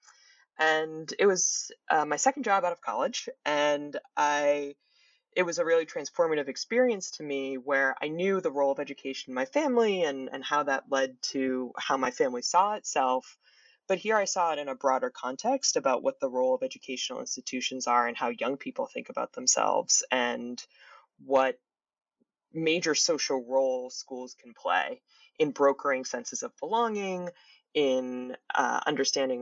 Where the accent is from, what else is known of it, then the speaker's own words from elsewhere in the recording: Boston, Massachusetts, United States; was born and grew up in the Boston area.